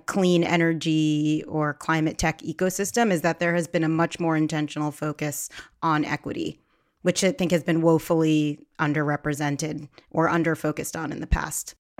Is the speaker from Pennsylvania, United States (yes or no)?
yes; Philadelphia, Pennsylvania, United States; I grew up in the Philadelphia area, uh, but my family is from Ghana